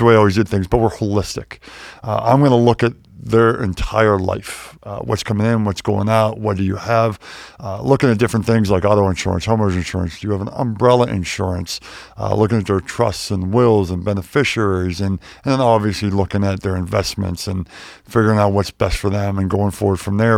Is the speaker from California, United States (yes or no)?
no; Pittsburgh, Pennsylvania, United States; moved away; also born or lived in Wheeling, West Virginia / Chapel Hill, North Carolina; I grew up in Pittsburgh, born in Wheeling, West Virginia